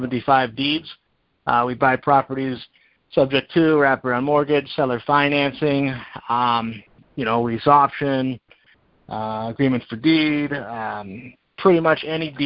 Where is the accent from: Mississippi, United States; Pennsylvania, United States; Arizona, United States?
Pennsylvania, United States; Erie; I'm from Erie, Pennsylvania